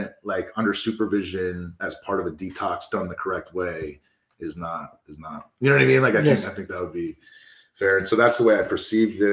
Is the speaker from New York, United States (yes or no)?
yes; New York City, New York, United States; I was from New York City too